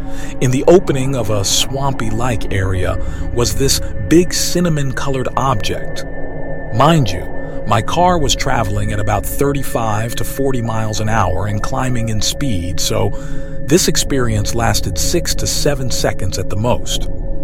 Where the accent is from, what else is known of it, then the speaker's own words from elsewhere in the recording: New York City, New York, United States; 1973 is when I was born, and autism wasn't even a thing talked about growing up in New York City.